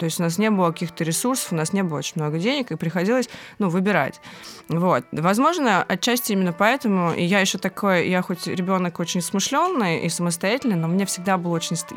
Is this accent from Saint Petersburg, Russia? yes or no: yes; Saint Petersburg, Russia; …, 30 лет. Родилась и выросла в Санкт-Петербурге.